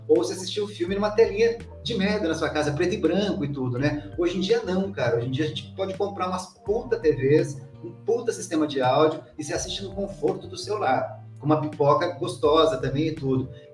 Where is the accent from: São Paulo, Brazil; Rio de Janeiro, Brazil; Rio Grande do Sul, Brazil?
São Paulo, Brazil; Guaratinguetá; now in São Paulo, Brazil; eu sou lá de Guaratinguetá